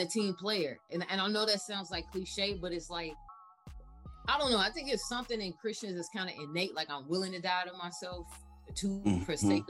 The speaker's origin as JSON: {"language": "English", "town": "Chicago", "region": "Illinois", "country": "United States", "tie": "born or raised there", "said": "born and raised in Chicago on the South Side"}